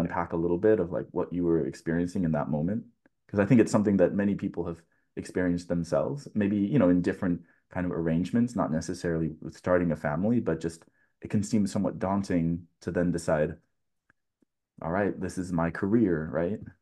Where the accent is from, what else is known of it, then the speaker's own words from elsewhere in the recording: California, United States; coming from a Californian